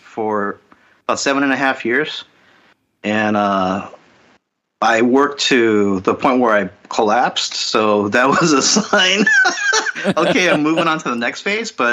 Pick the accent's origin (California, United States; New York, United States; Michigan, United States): California, United States; Los Angeles; born and bred in Los Angeles.